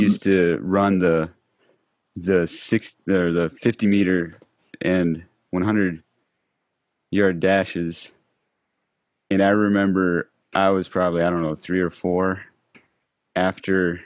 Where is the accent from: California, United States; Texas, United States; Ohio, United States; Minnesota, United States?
Minnesota, United States; moved away as an adult; also born or lived in Thailand; I grew up in Minnesota